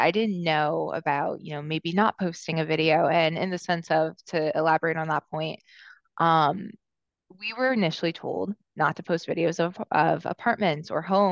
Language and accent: English; Atlanta, Georgia, United States; also born or lived in Los Angeles, California; now in New York City, United States; I'm originally from Atlanta, Georgia, and I moved to New York City from Los Angeles about 6 years ago.